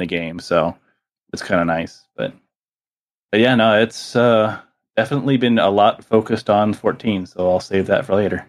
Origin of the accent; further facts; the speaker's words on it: South Miami, Florida, United States; I grew up in South Miami